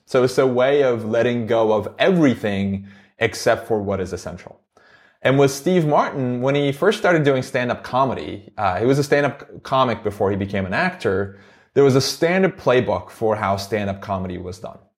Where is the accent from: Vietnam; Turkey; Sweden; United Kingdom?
Turkey; Istanbul; English is a second language; moved away as an adult; now in United States; I grew up in Istanbul, Turkey.